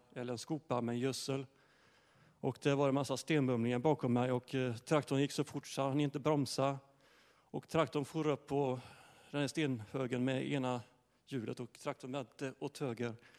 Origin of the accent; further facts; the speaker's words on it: Ryd, Sweden; jag är uppväxt i Ryd